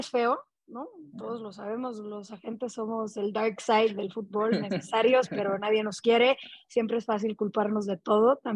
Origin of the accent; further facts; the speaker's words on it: Mexico; lo que también siento es que no hay tantos mexicanos allá, por lo tanto somos menos garantía